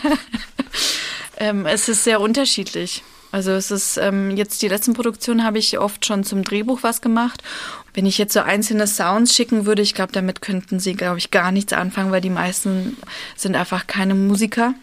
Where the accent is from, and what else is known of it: Berlin, Germany; born or raised there; first language Russian; German is a second language; also born or lived in Moscow, Russia